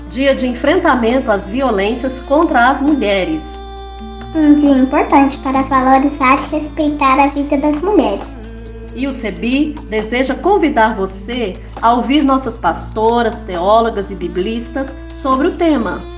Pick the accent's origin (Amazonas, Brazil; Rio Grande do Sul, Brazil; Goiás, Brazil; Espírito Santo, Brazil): Goiás, Brazil; Anápolis; Sou de Anápolis, Goiás. Sou esposa e também mãe.